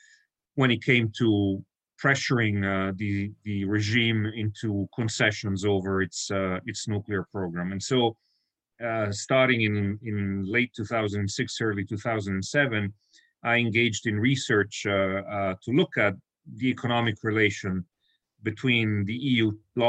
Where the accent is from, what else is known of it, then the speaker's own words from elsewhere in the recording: Italy; moved away as an adult; also born or lived in Brussels; growing up in Italy